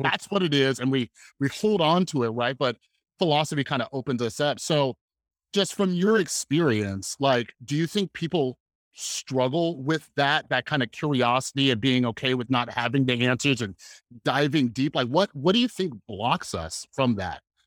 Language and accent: English; Las Vegas, Nevada, United States; I grew up here in Las Vegas